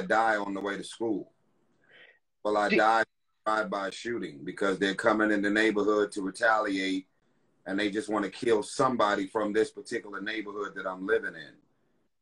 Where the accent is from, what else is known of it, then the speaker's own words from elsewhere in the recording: Los Angeles, California, United States; I grew up in South Central LA Watts